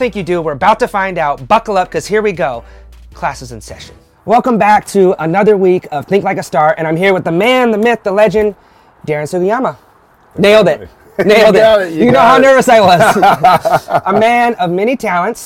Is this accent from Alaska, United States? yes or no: yes; Ketchikan, Alaska, United States; I'm from Ketchikan